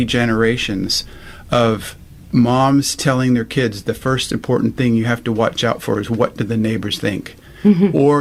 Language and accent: English; United States; moved away as an adult; also born or lived in Germany; now in Europe; I was born in America